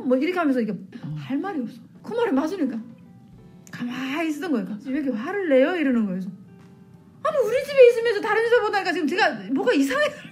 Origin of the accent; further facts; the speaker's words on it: North Korea; moved away as an adult; also born or lived in China / South Korea; now in Maryland, United States; 저는 북한에서 어, 서해 쪽에 그 서해 바다 쪽에서 살았는데